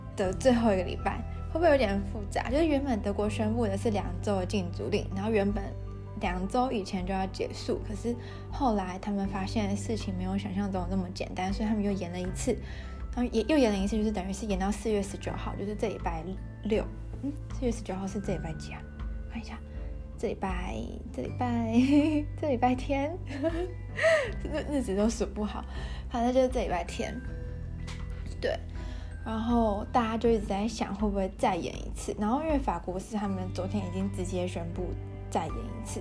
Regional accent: Taiwan; 我们其实台湾人

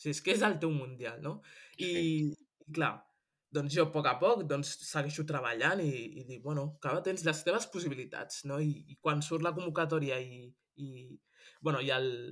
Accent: Granollers, Catalonia, Spain; moved away as an adult; now in Germany; jo he nascut a, a Granollers i, i soc, eh, soc catalana

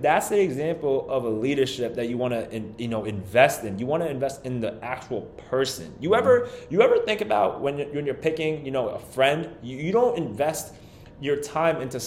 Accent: New York, United States; We're from New York.

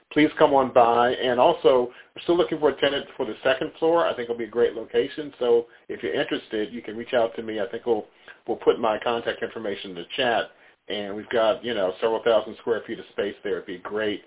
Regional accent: Washington, District of Columbia, United States; I'm a native Washingtonian. I grew up in Ward 8, live in Ward 4 now

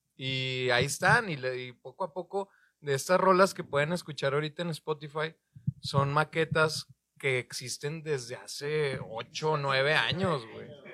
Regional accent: Torreón, Coahuila, Mexico; now in Monterrey, Mexico; yo soy de Torreón, todos ellos son de Monterrey, llegué a vivir yo aquí en el 2008

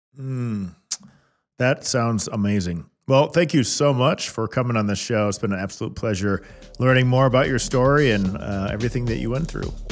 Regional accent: Kansas City, United States; I was born and raised in Kansas City.

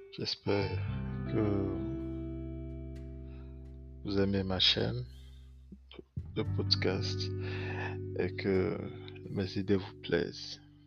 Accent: Benin; je suis béninois

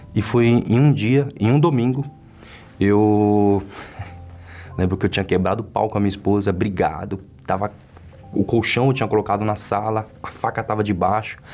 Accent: São Paulo, Brazil; nasci na Zona Leste, Itaquera, o bairro onde eu moro

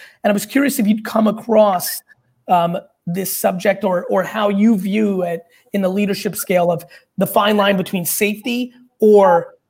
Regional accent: Queens, New York, United States; also born or lived in Belarus; I was born in Belarus in the former Soviet Union. I immigrated here in the late 70s. And, you know, lived in a studio apartment in Queens with my family.

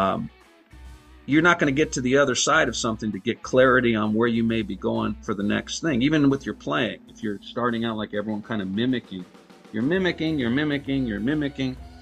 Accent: Inglewood, California, United States; I'm from here, man. I'm from Inglewood

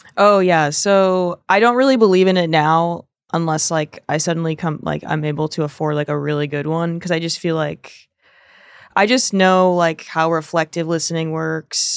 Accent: South Florida, United States; moved away as an adult; also born or lived in Fort Lauderdale; now in New York, United States; I'm from South Florida, so it's, like, very different than the rest of the state

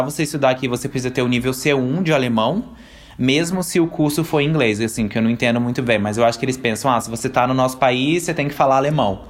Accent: Brazil; moved away as an adult; now in Austria; quando eu saí do Brasil. Eu tinha o quê? 20 anos

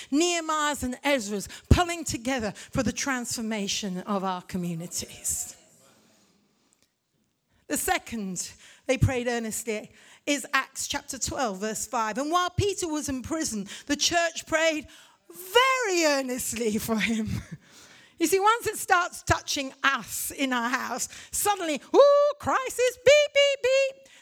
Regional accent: India; also born or lived in Africa; I'm a missionary kid from India. I grew up in Africa. I'm as much Irish as I am English.

